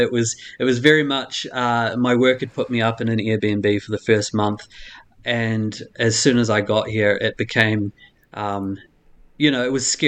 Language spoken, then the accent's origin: English; New Zealand; moved away; The biggest culture shock for me, actually being a New Zealander, was the difference in how people treat their rubbish and recycling here compared to New Zealand.